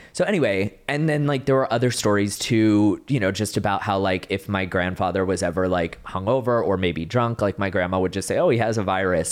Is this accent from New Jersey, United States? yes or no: no; Dallas-Fort Worth area, Texas, United States; the middle child from Texas, like, Dallas, Fort Worth area